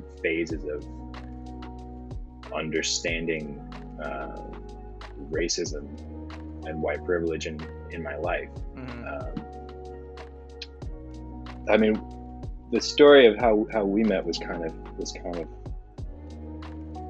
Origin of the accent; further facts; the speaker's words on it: Vermont, United States; moved away as an adult; now in Boston, United States; it was the first time that I lived outside of Vermont.